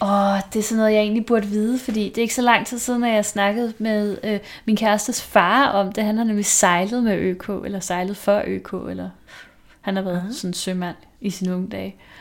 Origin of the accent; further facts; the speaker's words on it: Vestegnen, Capital Region of Denmark, Denmark; nu er jeg jo selvfølgelig fra Vestegnen